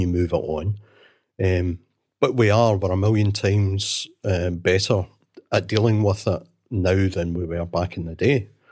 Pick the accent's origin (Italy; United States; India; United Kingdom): United Kingdom; Glasgow, Scotland; I was born and brought up in Glasgow